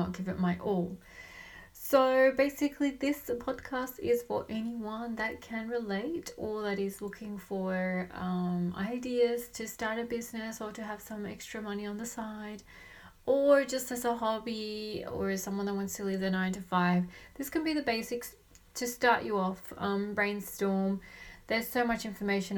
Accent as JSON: {"language": "English", "country": "Australia", "tie": "born or raised there", "also_born_or_lived": "Colombia / Sydney, Australia", "said": "I live in Sydney, Australia. I was born in Colombia and raised in Australia."}